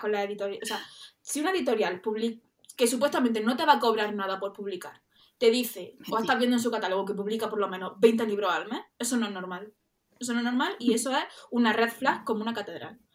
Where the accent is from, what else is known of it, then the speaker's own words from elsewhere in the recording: Andalusia, Spain; accent: Andalusian; somos andaluzas, creo que se nota, ¿no?